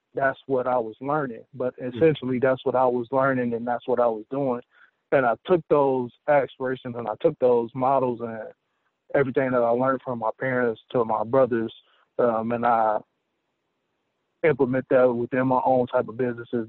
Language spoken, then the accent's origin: English; Southfield, Michigan, United States; also born or lived in Detroit; I was born in Detroit and raised in Southfield, Michigan